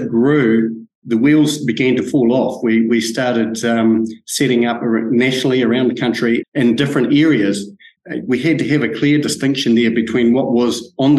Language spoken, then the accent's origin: English; Franz Josef, West Coast, New Zealand; brought up in Franz Josef in South Westland